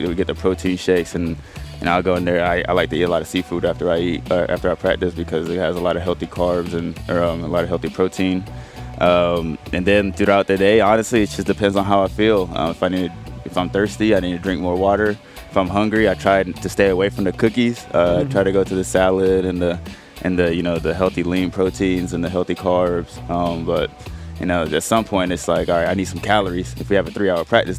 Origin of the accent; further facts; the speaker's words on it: East Coast, United States; moved away; I was raised on the East Coast